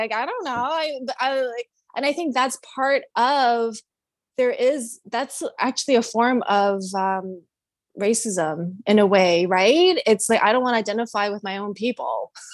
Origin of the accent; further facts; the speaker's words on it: Canada; now in United States; I grew up in Canada